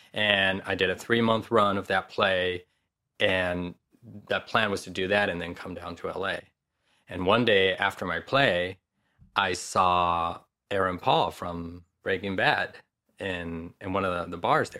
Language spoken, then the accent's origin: English; Madrid, Community of Madrid, Spain; moved away as an adult; now in Los Angeles, United States; I was born and raised in Madrid